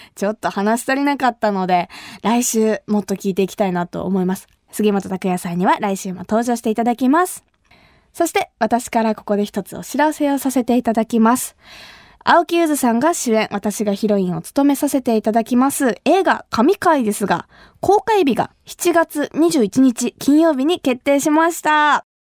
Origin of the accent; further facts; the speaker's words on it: Kumamoto, Japan; accent: Kumamoto dialect; 私が生まれ育った熊本